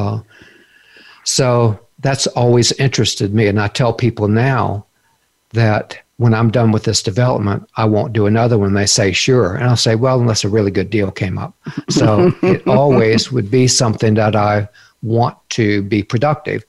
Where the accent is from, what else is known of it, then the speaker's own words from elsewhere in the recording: Homestead, Florida, United States; now in Asheville, United States; got a job with a CPA firm in my hometown of Homestead, closer to the Redland area where I grew up